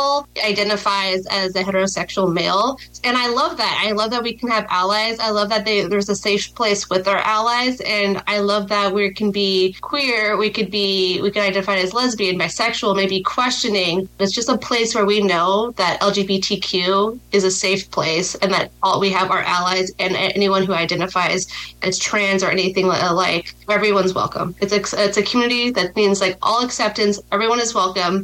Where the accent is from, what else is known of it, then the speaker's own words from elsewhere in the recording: Los Angeles, California, United States; moved away as an adult; now in Fresno, United States; Originally, I'm from Los Angeles